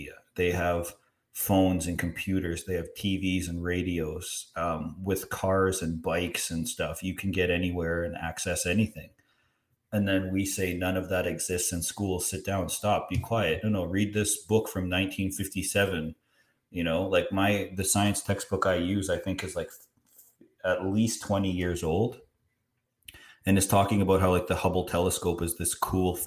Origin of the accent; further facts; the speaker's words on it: Canada; as a Canadian